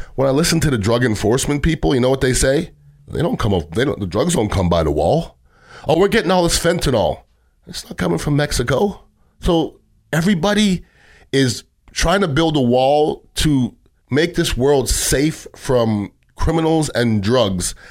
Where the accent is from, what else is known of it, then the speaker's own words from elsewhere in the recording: Canada; now in United States; I grew up in Canada, but I'm an American citizen